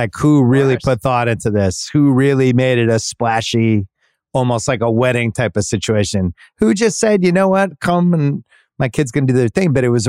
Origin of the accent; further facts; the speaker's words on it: Boston, Massachusetts, United States; also born or lived in Brookline, Massachusetts; now in Los Angeles, United States; But this is growing up in Boston and Brookline, which is very Jewish. Mm-hmm. And my family, not Jewish at all